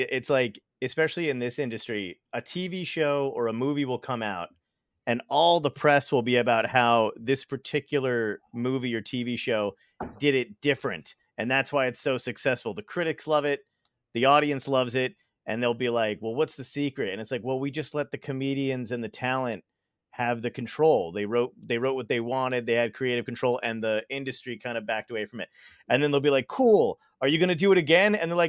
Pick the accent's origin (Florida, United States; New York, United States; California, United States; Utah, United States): New York, United States; Brooklyn; Where I was born in Brooklyn. I'm from Brooklyn on 40th Street, Fort Hamilton Parkway. I was born in Monadies Hospital.